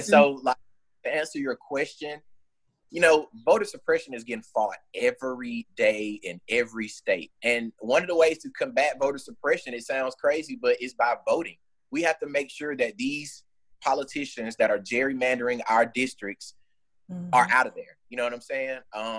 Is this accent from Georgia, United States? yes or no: yes; Georgia, United States; moved away as an adult; now in Birmingham, United States; I'm from Georgia originally. And, you know, for, I would say, probably like a year and a half, I was still registered in Georgia. So I would, like, drive all the way to South Georgia to vote. But I'm in Birmingham